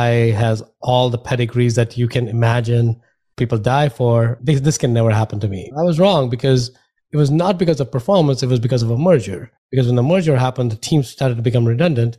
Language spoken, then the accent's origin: English; India; moved away as an adult; now in United States; I grew up in India